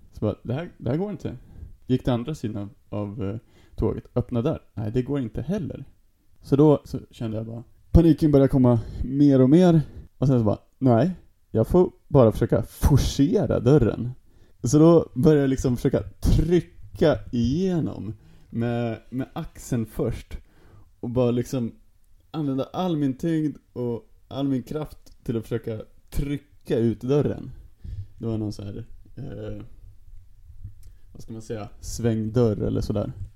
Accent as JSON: {"language": "Swedish", "country": "Sweden", "also_born_or_lived": "Stockholm", "said": "som svensk"}